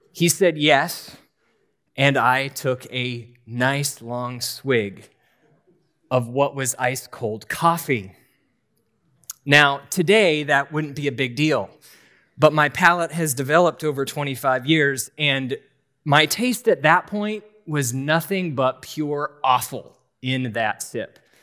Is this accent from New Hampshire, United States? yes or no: yes; New Hampshire, United States; I grew up in New Hampshire